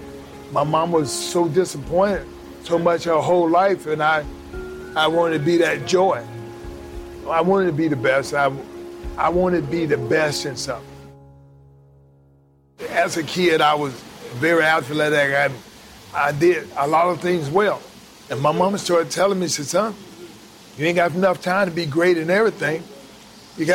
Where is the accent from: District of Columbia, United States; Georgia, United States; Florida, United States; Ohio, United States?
Georgia, United States; Atlanta; also born or lived in Alabama; I was born in Alabama, and so we moved to Atlanta from Alabama when I was 4 years old. And pretty much everything started in Atlanta.